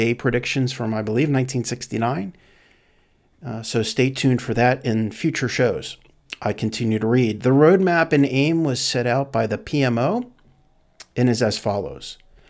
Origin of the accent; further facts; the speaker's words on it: Canada; now in United States; As a Canadian, and more importantly, as a parent who wants a better future